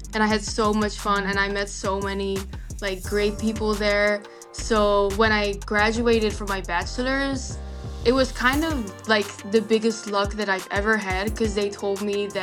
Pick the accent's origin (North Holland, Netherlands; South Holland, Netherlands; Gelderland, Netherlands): South Holland, Netherlands; Rotterdam; English is a second language; moved away as an adult; also born or lived in Illinois / Wisconsin; now in Milwaukee, United States; I was born in Rotterdam, which is like an hour away from Amsterdam, pretty close